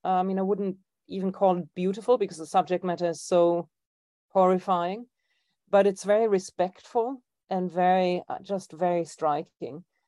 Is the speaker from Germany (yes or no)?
yes; Germany; moved away; my hometown in Germany